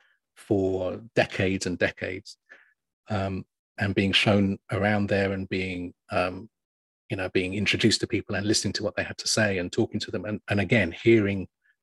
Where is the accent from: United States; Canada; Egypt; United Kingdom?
United Kingdom; England; we're English